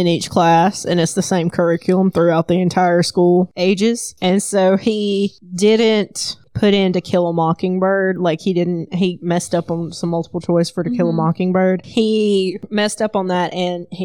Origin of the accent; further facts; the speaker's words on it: the South, United States; I am from the South